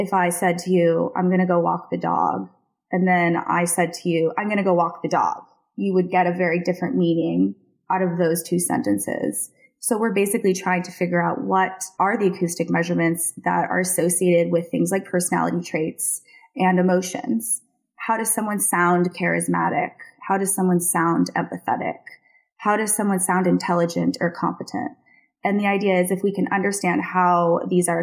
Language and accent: English; Seattle, Washington, United States; moved away as an adult; also born or lived in South Florida / San Francisco / New York; now in London, United Kingdom; I am actually originally from South Florida, but spent most of my adolescence in Seattle and my 20s in San Francisco and New York, and now I live in London.